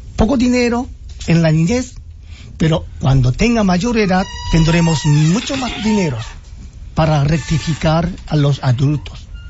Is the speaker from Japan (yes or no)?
yes; Nagano, Japan; Spanish is a second language; moved away as an adult; now in Dominican Republic; mi pueblo donde nací es muy montañoso como Constanza, ya que no tenía ningún recursos, tenía más templos allá